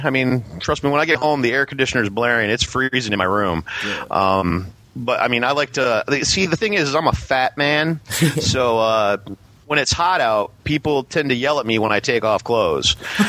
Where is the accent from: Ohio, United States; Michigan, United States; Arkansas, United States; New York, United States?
Michigan, United States; Lansing; moved away as an adult; now in Doha, Qatar; I'm calling from Doha, which is in Qatar. I'm actually from Lansing, Michigan, but I'm overseas doing some work.